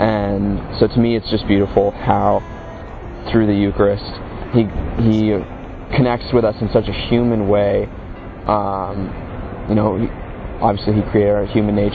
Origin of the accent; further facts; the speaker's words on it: Virginia, United States; I'm from the United States, Virginia